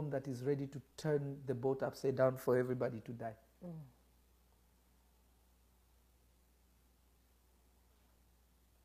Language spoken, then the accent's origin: English; Kenya; there was a certain religion I grew up in Kenya